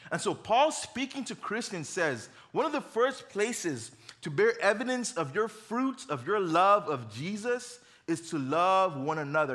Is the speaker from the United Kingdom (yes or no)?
no; Uganda; moved away; I grew up in Uganda.